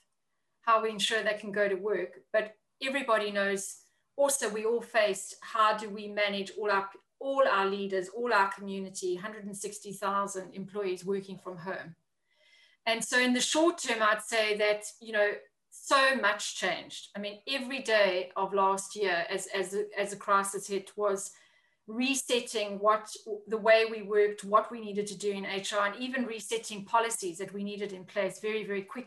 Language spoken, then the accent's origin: English; South Africa; moved away as an adult; also born or lived in Africa / China; now in London, United Kingdom; I am originally from South Africa, if anybody can pick up the accent.